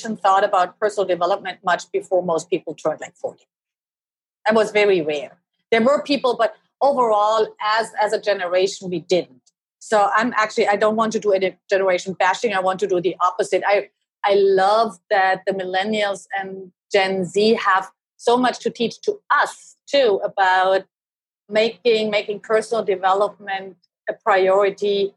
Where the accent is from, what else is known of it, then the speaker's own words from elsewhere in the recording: Germany; now in Seattle, United States; I was born and raised in Germany